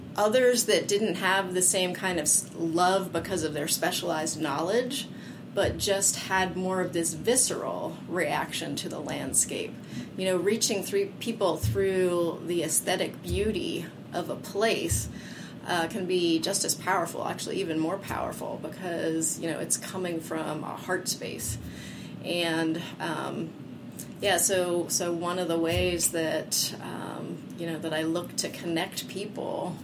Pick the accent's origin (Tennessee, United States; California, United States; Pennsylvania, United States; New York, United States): Pennsylvania, United States; Hublersburg; I grew up here in Center County, a little town called Hublersburg